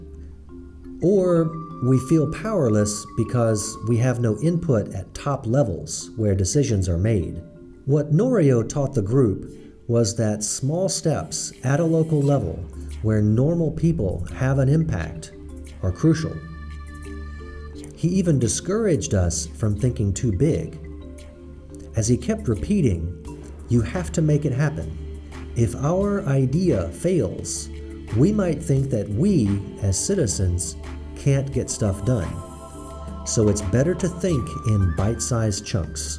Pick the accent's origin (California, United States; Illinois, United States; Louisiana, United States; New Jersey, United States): Louisiana, United States; New Orleans; I was born in New Orleans